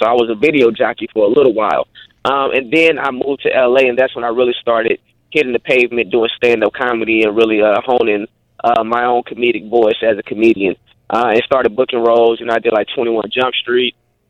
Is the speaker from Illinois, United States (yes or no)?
no; St. Petersburg, Florida, United States; moved away as an adult; also born or lived in Atlanta / Los Angeles; I'm originally from St. Petersburg, Florida, born and raised, and I went to Gibbs High School, Pinellas County Center for the Arts, went to Bay Point Middle School. I started acting in the Tampa Bay area, doing Shakespeare in the Park growing up.